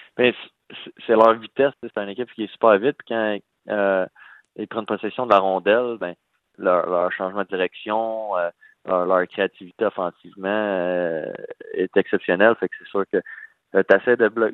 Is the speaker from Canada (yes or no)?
yes; Val-d'Or, Quebec, Canada; moved away as an adult; also born or lived in Rouyn-Noranda, Quebec / Nashville, United States; je viens de de Val d'Or